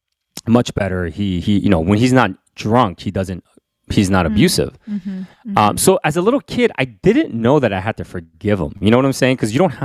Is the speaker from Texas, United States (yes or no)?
no; Queens, New York, United States; And so, you know, so I grew up in Queens, and so I still remember moments when, you know, we would go to, because, you know, my parents couldn't leave us at home, so we would go to their friends' parties